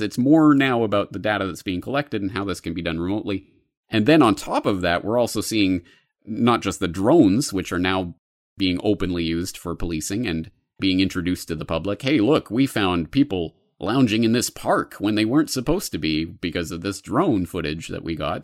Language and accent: English; Canada; now in Japan; As a Canadian in Japan